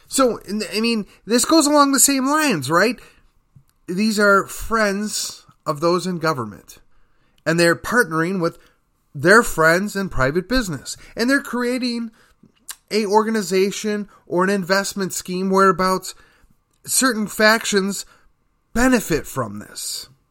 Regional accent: McKinney, Texas, United States; my hometown, Uh, that would be McKinney, Texas

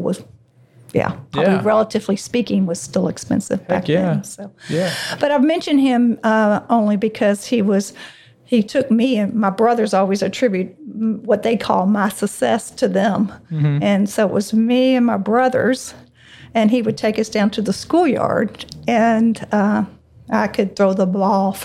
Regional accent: Louisville, Kentucky, United States; I've been born and bred in Louisville my whole life

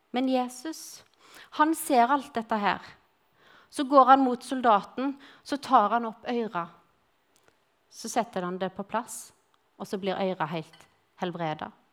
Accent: Western Norway, Norway; accent: Western Norwegian (vestlending); moved away as an adult; now in Grimstad, Norway; så er jeg vestlending, og jeg kom til Grimstad for å studere. Og siden har jeg blitt.

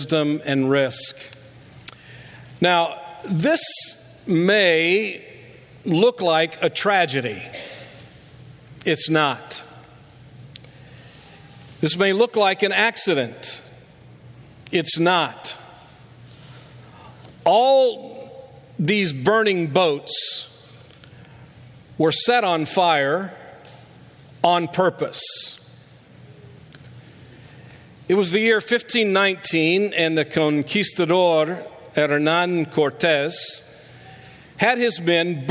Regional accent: Alabama, United States; now in Dallas, Pennsylvania, United States; I'm from Alabama

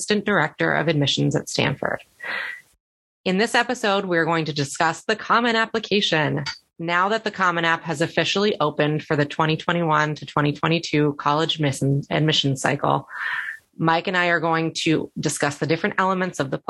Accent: Netherlands; moved away; I grew up in the Netherlands

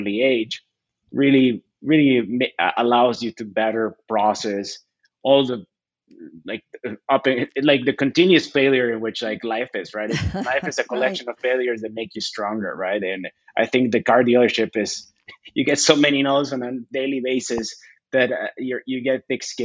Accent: Bolivia; also born or lived in Chattanooga, Tennessee / Northern Virginia; now in United States; I was born there, but I was raised my entire life in Bolivia.

